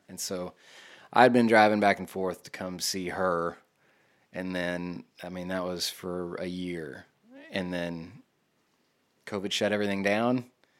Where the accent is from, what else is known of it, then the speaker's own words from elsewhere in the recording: Greenville, Texas, United States; also born or lived in Austin, Texas; I'm from Greenville.